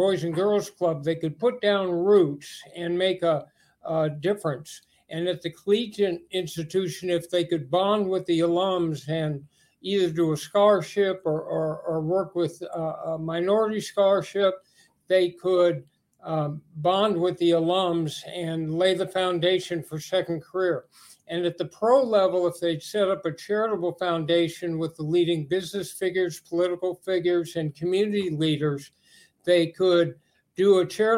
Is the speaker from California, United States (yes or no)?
yes; Los Angeles, California, United States; also born or lived in Berkeley; I grew up in Los Angeles, went to school for a year at UCLA